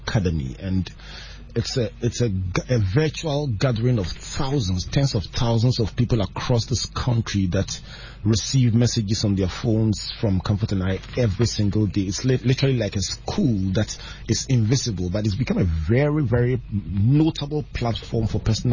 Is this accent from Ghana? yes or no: yes; Takoradi, Western Region, Ghana; I grew up in Tadi